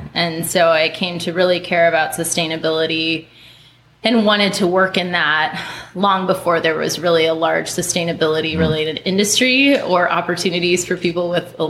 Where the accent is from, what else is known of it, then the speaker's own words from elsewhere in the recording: Minnesota, United States; also born or lived in North Carolina / Connecticut / Kentucky; now in San Francisco, United States; When people ask where I'm from, it's always a challenging question because I grew up in North Carolina, Connecticut, Kentucky, and then Minnesota. High school for me was Minnesota.